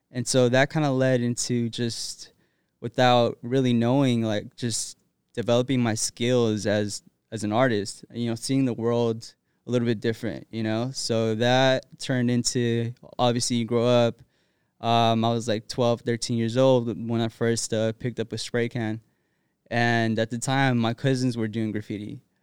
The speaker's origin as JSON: {"language": "English", "town": "Rialto", "region": "California", "country": "United States", "tie": "born or raised there", "also_born_or_lived": "Los Angeles, California", "said": "I was born in East L A and, uh, grew up in Rialto, California"}